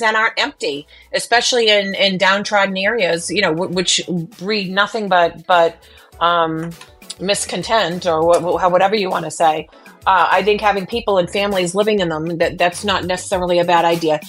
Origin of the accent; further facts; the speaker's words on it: Boston, Massachusetts, United States; I'm Boston Irish